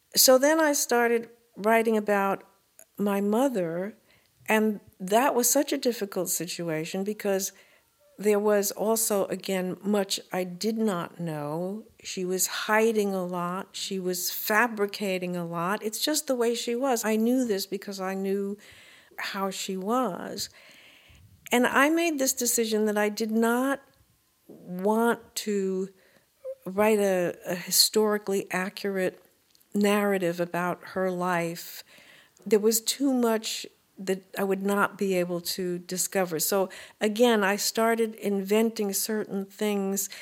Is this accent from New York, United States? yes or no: yes; New York City, New York, United States; born or raised there; also born or lived in Brooklyn / Manhattan